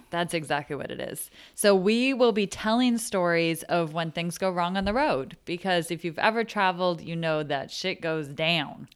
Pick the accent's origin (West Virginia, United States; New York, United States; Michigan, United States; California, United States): California, United States; Menlo Park; I am from Menlo Park, California